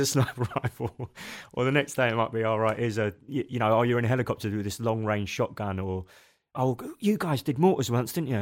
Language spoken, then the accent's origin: English; Machynlleth, Wales, United Kingdom; moved away; also born or lived in South London; when we were nine, my parents decided we'd move to mid-Wales, a place called Macantleth